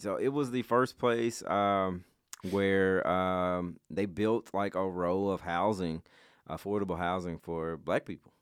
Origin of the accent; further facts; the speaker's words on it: Memphis, Tennessee, United States; I grew up in Westwood